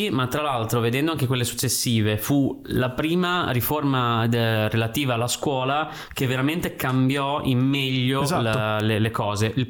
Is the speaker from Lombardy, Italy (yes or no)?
no; Ferrara, Emilia-Romagna, Italy; born there; Io sono nato a Ferrara da tre generazioni.